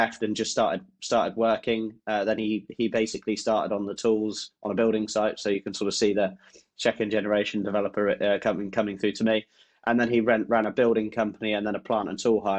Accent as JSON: {"language": "English", "area": "Oxfordshire", "region": "South East England", "country": "United Kingdom", "tie": "born or raised there", "said": "I grew up around Oxfordshire."}